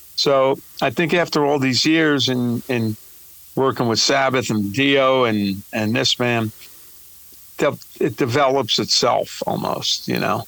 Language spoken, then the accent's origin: English; New York City, New York, United States; I'm from New York and Brooklyn